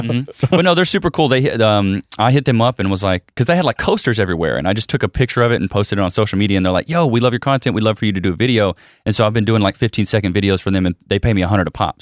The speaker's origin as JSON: {"language": "English", "town": "Paris", "region": "Texas", "country": "United States", "tie": "born or raised there", "also_born_or_lived": "Commerce, Texas / Austin, Texas", "moved": "as an adult", "said": "I was born and raised in Paris, Texas"}